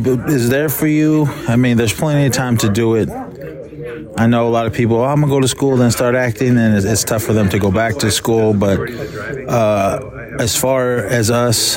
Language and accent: English; Oakland, California, United States; growing up in Oakland, California, man, it's like a big melting pot